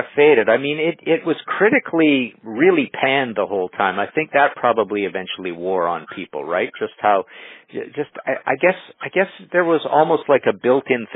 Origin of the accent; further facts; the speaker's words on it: Trail, British Columbia, Canada; also born or lived in Nelson, British Columbia; growing up in Trail and even in Nelson